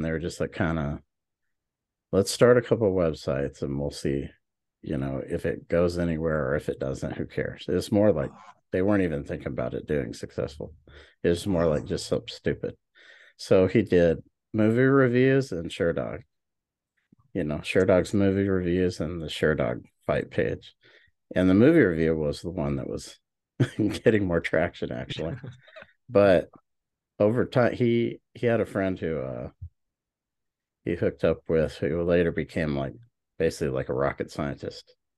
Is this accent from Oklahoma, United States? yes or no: yes; Oklahoma, United States; also born or lived in Hawaii; I'm from Oklahoma